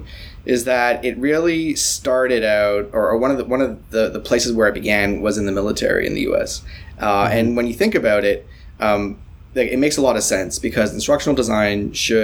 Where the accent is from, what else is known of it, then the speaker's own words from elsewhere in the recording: Toronto, Ontario, Canada; I am as Toronto a Toronto person you can be